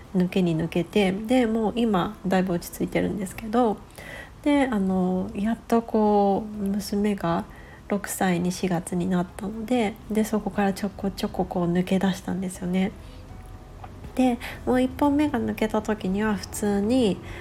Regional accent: Japan; now in West Coast, United States; 私自身田舎で育っている

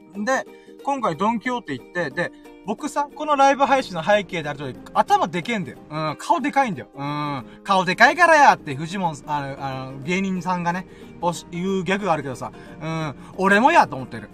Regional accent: Okinawa, Japan; 僕沖縄に住んでん

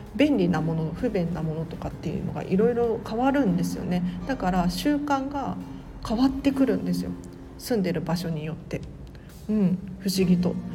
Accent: Tokyo, Japan; 都内から都内なんですけれど

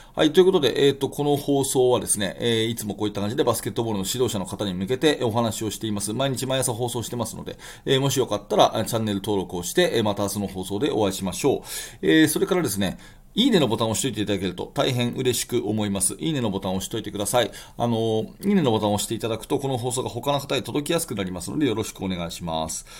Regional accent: Tokyo, Japan; 私の地元東京

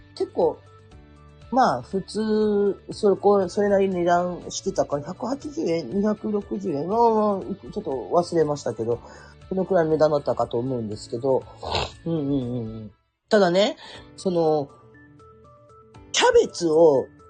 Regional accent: Kurume, Fukuoka, Japan; accent: Kurume dialect; moved away as an adult; now in Oita, Japan; 生まれ育った久留米

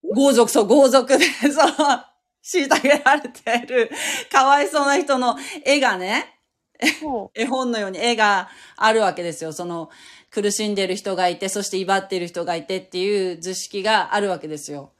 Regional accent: Fukuoka, Japan; moved away as an adult; also born or lived in Kanagawa; 私は福岡なんだけど

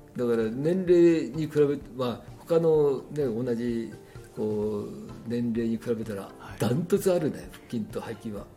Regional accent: Tokyo, Japan; 僕は東京の京橋で生まれ育った

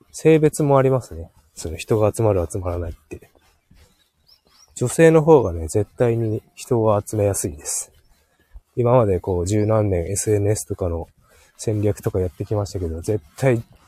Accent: Hokkaido, Japan; born or raised there; moved away

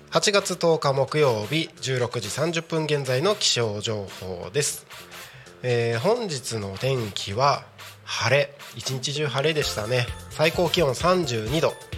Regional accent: Aomori, Iwate, Tohoku, Japan; 僕の地元っていうところでいうと青森岩手は

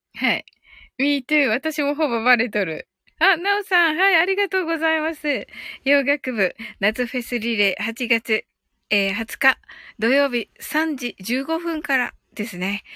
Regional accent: Kyushu, Japan

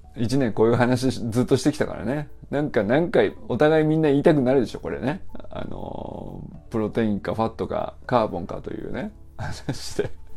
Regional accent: Niigata, Japan; moved away; also born or lived in Kyoto; 僕もね一応生まれも育生まれは京都なんだけど育ちが新潟なんだよ故郷といえば

